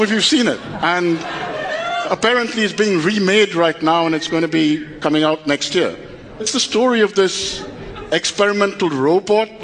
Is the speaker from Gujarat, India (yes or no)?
no; Kolkata, West Bengal, India; I was born in Calcutta, a family where my father and his father before him were journalists.